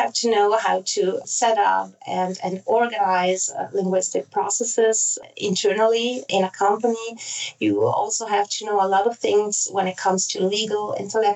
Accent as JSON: {"language": "English", "town": "Basel", "region": "Basel-Stadt", "country": "Switzerland", "tie": "born or raised there", "also_born_or_lived": "Zurich, Switzerland", "first_language": "Italian and German", "second_language": "English", "said": "I was born in Switzerland and grew up here first in Basel, and then I moved to Zurich"}